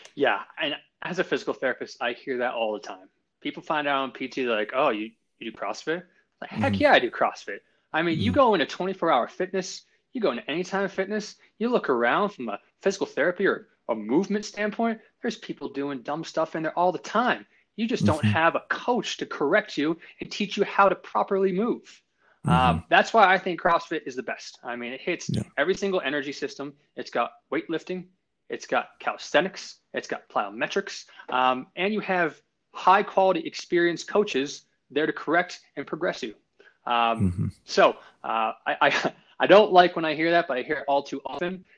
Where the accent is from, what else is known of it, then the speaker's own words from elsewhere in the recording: Longmont, Colorado, United States; also born or lived in Boston, Massachusetts; I'm from Boston, but I moved out here when I was five, and I grew up just south of Loveland and Longmont. I graduated Longmont High School 2007.